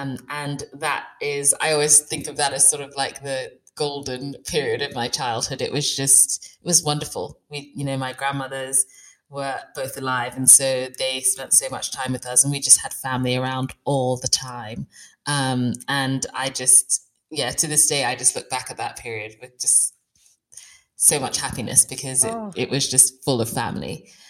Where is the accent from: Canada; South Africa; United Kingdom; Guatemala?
United Kingdom; Bradford, Yorkshire and the Humber; born there; So I was born in West Yorkshire, actually. I'm in South Yorkshire right now, but I was born in Bradford and I think we were there for about 2 days.